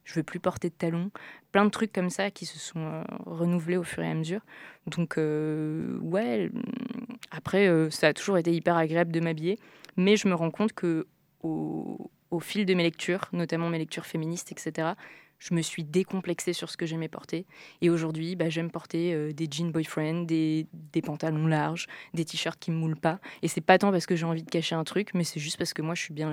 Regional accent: Toulon, Provence-Alpes-Côte d'Azur, France; revenir sur euh, d'où je viens, sud de la France

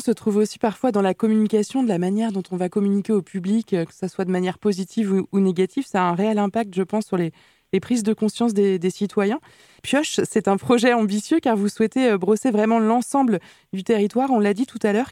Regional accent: Nantes, Pays de la Loire, France; chez nous, à Nantes

